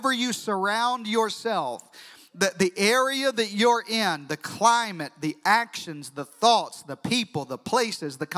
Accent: Deep South, United States; now in Central Texas, United States; I'm from the Deep South

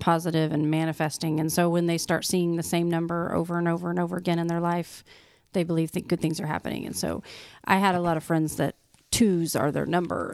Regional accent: Oklahoma, United States; we follow the O U Sooners 'cause we're from Oklahoma

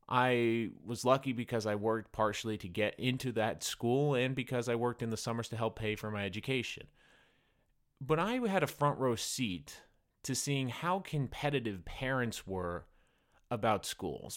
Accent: New England, United States; I grew up in New England

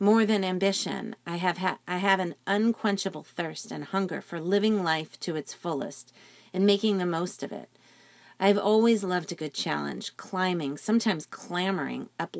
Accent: New Jersey, United States; I'm from New Jersey, and that side of me has deep roots

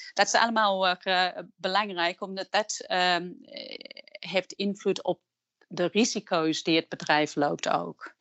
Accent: England, United Kingdom; Dutch is a second language; moved away as an adult; now in Netherlands; ik ben van oorsprong Engelse, maar ik ben ook sinds kort Nederlandse. Ik werk en woon in Nederland sinds 1998

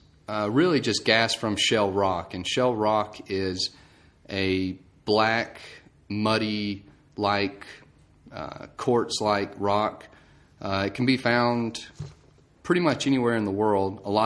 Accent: Georgia, United States; Okay, I'm from Georgia. Went to Georgia Tech for my mechanical engineering degree.

